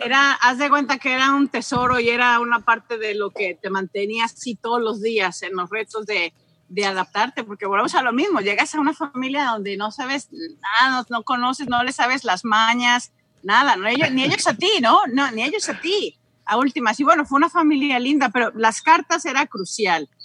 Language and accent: Spanish; Mexico; moved away as an adult; also born or lived in London, United Kingdom / Nottingham, United Kingdom; now in Arlington, Virginia, United States; septiembre del 98 fue cuando salí de México para ir a Inglaterra